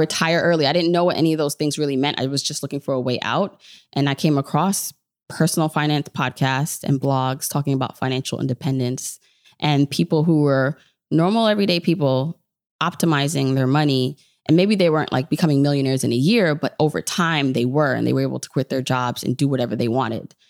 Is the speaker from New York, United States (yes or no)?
yes; New York City, New York, United States; also born or lived in Jamaica; I am New York all the way, even though, so I'm, but I'm Jamaican, so I was born in Jamaica